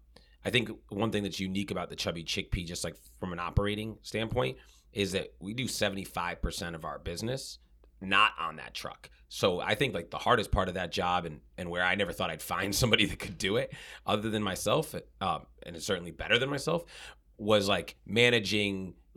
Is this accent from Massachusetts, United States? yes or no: yes; Sharon, Massachusetts, United States; And Sharon, I mean, it's where I grew up. And then I moved back there 2 years ago.